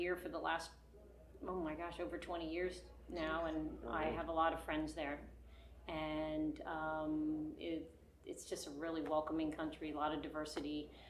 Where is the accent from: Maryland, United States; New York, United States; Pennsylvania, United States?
Pennsylvania, United States; Philadelphia; now in Cape May, United States; I'm originally from the Philadelphia area, but I live in Cape May, and I've been there for 30 years now, and I call it home.